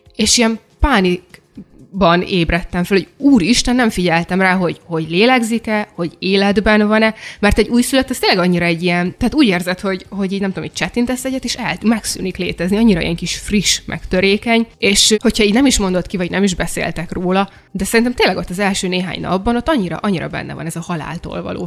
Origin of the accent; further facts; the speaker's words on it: Hungary; én is vidéken nőttem fel kertesárba